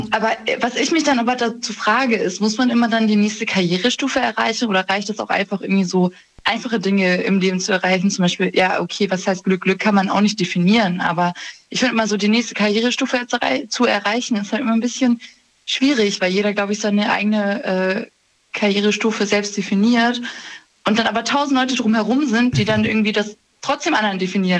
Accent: Germany; ich bin zwar in Deutschland geboren

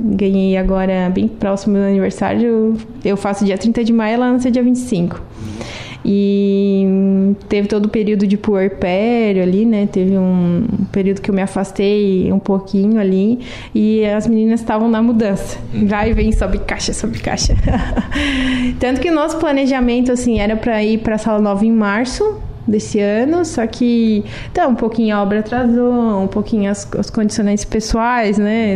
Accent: Lauro Müller, Santa Catarina, Brazil; Nascida e criada em Lauro Miller. E continuo aqui.

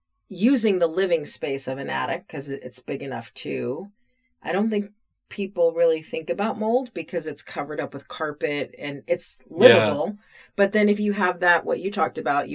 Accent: East Coast, United States; moved away; growing up on the East Coast

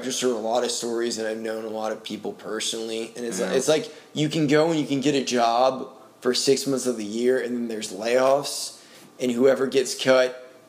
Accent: Maine, United States; born or raised there; now in Nashville, United States

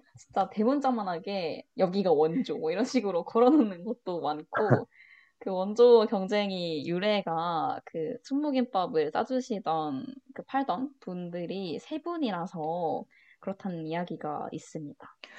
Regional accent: Changwon, South Gyeongsang, South Korea; moved away as an adult; 스무 살 때까지 계속 창원에만 살았으니까

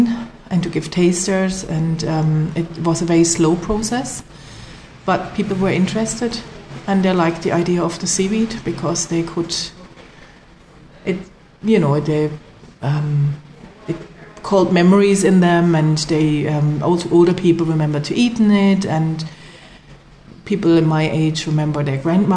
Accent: Black Forest, Baden-Württemberg, Germany; moved away as an adult; now in Kerry, Ireland; I'm from the Black Forest in Germany

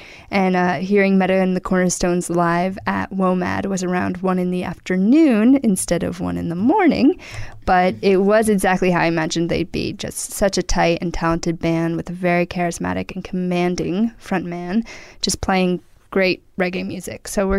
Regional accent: New York, United States; moved away; also born or lived in Dakar, Senegal; I'm from New York, so already there's a little sense of pride there, but I also spent several years living in Dakar, Senegal

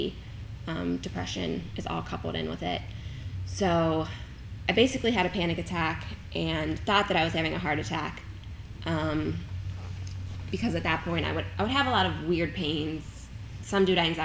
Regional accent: Kentucky, United States; I am from Kentucky

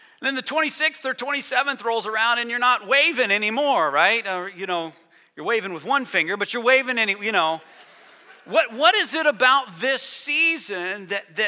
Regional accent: United States; moved away as an adult; now in Canada; I'm American

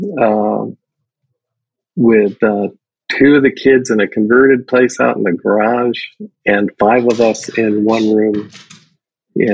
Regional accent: Hialeah, Florida, United States; I grew up in Miami, Florida. More specifically, Hialeah

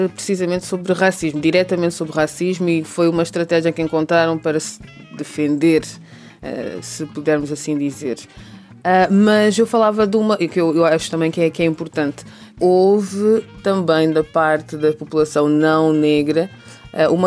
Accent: Cape Verde; also born or lived in Angola / Lisbon; Nasci em Angola, mas depois Cabo Verdeanos, cresci em Cabo Verde, também estudei em Lisboa, tive umas, umas andanças pelo mundo inteiro e me perceber que realmente o centro da minha cultura estava realmente em Lisboa.

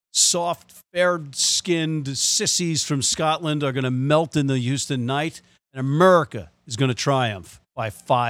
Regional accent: Ireland; As objective as an Irishman can be about England

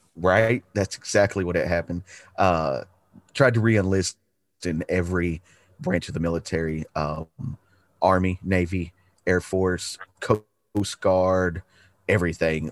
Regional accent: Chattanooga, Tennessee, United States; also born or lived in Galveston, Texas; Moved to Chattanooga because uh, my dad had a job opportunity. We moved here, and uh, I've lived in the same house that I'm sitting in right

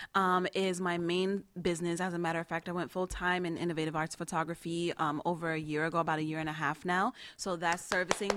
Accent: New York City, New York, United States; now in South Florida, United States; I'm from Queens

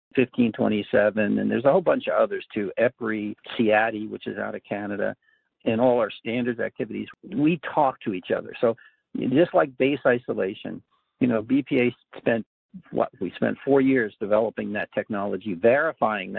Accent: New York, United States; now in Oregon, United States; I'm from New York

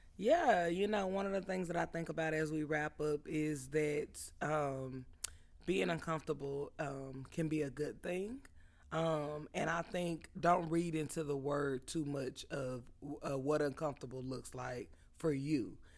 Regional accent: Southern California, United States; we grew up in Southern California, where it was common to be interracial

